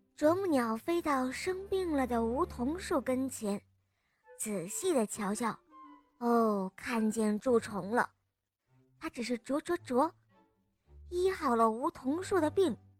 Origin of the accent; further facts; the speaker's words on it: Chongqing, China; 我来自重庆